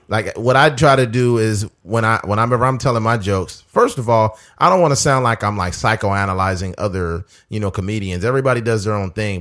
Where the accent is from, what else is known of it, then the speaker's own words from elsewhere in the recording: United States; I'm a black man. I'm American just like you